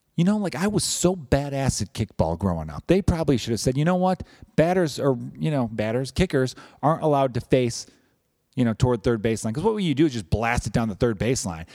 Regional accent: Chicago, Illinois, United States; I am from Chicago

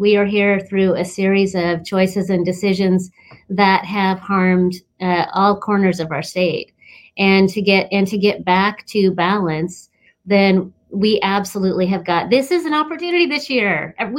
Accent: Klamath Falls, Oregon, United States; I'm originally from Klamath Falls and my parents were raised down there, and my extended family's from down there.

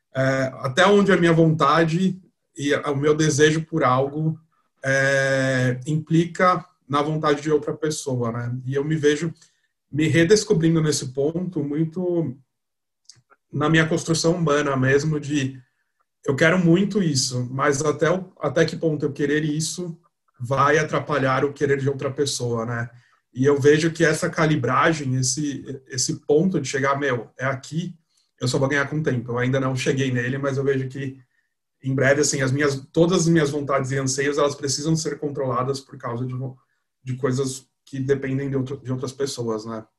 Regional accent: São Paulo, Brazil; sou daqui de São Paulo, sou publicitário.

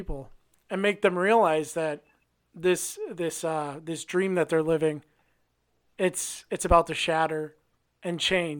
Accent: Milwaukee, Wisconsin, United States; moved away; I'm originally from Milwaukee

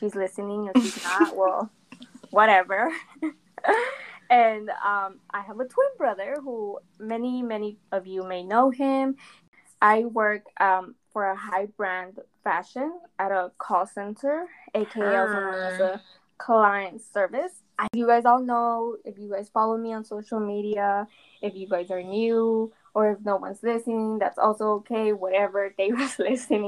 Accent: Phoenix, Arizona, United States; I was born and raised in Phoenix, Arizona

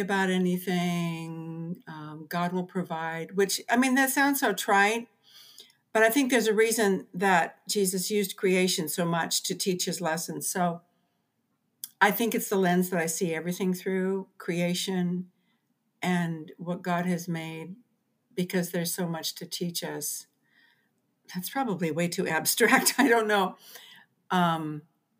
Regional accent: Southern California, United States; moved away as an adult; now in Seattle, United States; I was born and raised down in Southern California and then moved to Central California when I got married

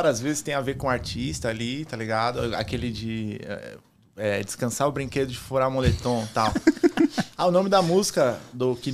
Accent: São Paulo, Brazil; Mas eu sou do Grajaú, mano.

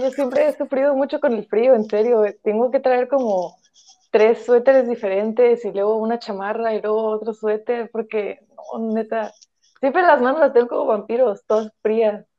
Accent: Tijuana, Baja California, Mexico; tengo 22 años y soy de Tijuana

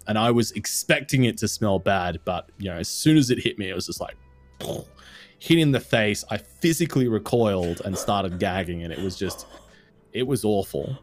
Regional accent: Australia; I am Australian

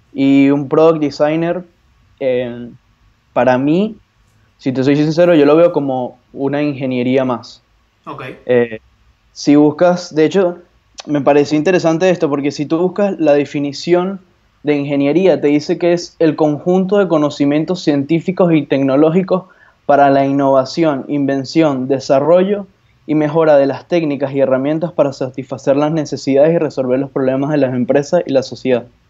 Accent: Venezuela; moved away as an adult; now in Buenos Aires, Argentina; yo soy venezolano, pero estoy residido hace ya casi dos años aquí en Buenos Aires, Argentina

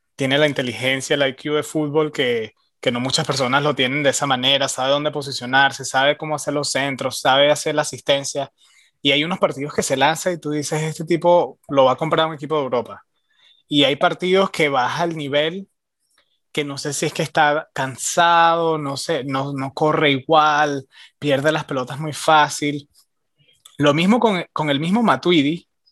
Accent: Venezuela; also born or lived in Miami; now in Austin, United States

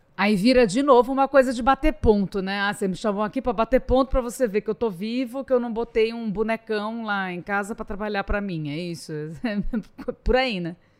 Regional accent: São Paulo, Brazil; also born or lived in Rio de Janeiro; E sendo paulista

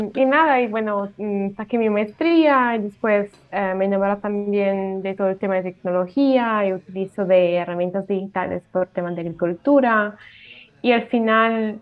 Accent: Italy; Spanish is a second language; moved away as an adult; also born or lived in Colombia; yo soy italiana y bueno, como pueden escuchar, eh, el español no es mi primer idioma

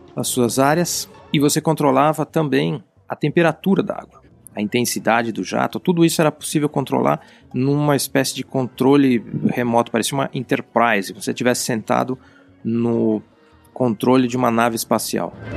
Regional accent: Brazil; eu, que sou brasileiro

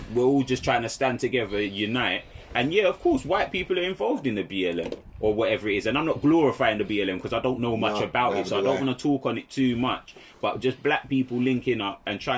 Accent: St. Lucia; I'm St. Lucian

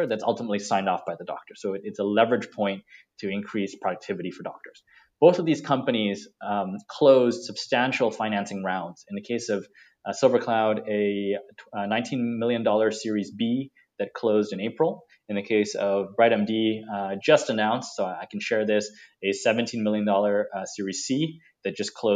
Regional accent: Singapore; I sit in Singapore and like yourself, I'm Singaporean

